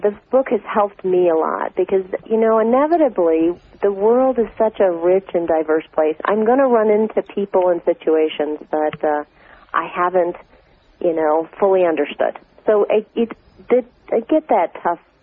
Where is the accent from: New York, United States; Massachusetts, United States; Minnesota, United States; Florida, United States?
Minnesota, United States; I was raised in Minnesota